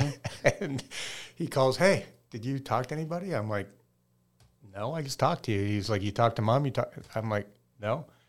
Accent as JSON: {"language": "English", "town": "Regina", "region": "Saskatchewan", "country": "Canada", "tie": "born or raised there", "said": "That just comes from growing up in Regina, Saskatchewan."}